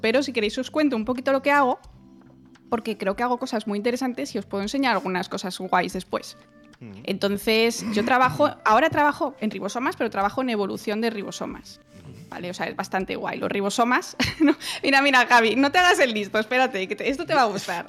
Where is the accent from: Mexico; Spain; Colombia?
Spain; also born or lived in Germany; los españoles tampoco tenemos un acento muy ininteligible en inglés